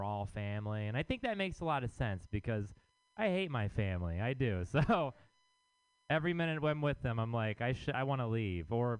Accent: Texas, United States; now in San Francisco, United States; I am from Texas

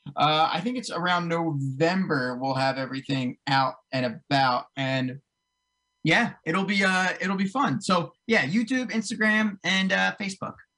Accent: near Cherry Hill, New Jersey, United States; moved away as an adult; now in North Jersey, United States; I grew up in South Jersey

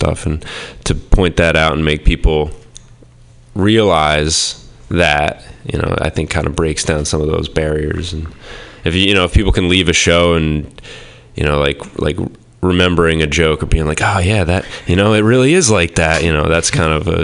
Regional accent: Boothbay, Maine, United States; I was born and raised in Maine, a little coastal town called Booth Bay

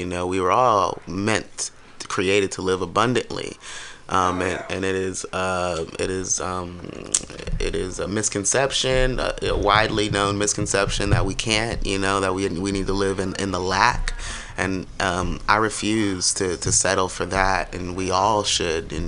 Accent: Ohio, United States; moved away; also born or lived in Oakland, California; I was born in Oakland. I was raised in Ohio. So I grew up in Ohio

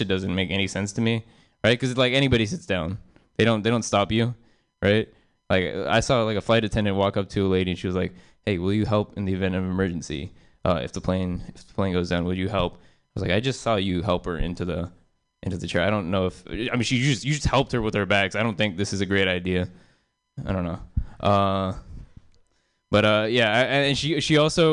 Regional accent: South Bay, California, United States; I grew up in South Bay, and there's a lot of Asian moms out there

